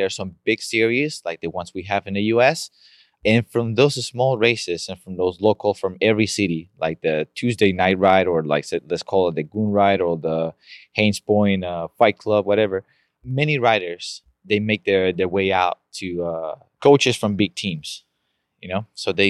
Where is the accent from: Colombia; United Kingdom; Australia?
Colombia; now in Wheaton, United States; I'm Colombian.